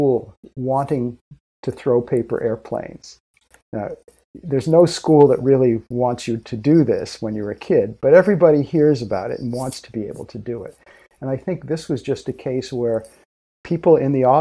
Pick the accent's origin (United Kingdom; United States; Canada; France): United States; accent: American; I'm American, so I apologize for my American accent.